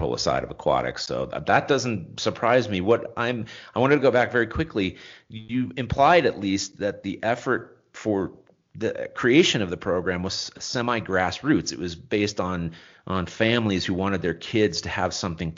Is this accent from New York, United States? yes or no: no; Long Beach, California, United States; I grew up in Long Beach